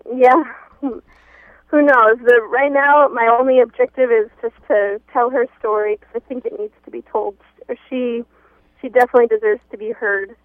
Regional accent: Minneapolis–Saint Paul, Minnesota, United States; we grew up in the Twin Cities

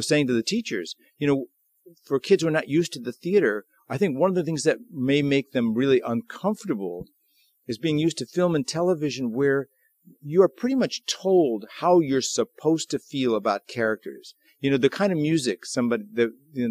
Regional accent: St. Louis, Missouri, United States; I'm from St. Louis

